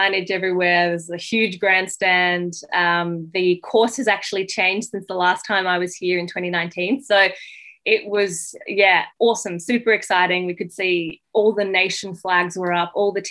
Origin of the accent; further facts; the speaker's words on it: France; also born or lived in Western Sydney, Australia; now in Sydney, Australia; I was born in France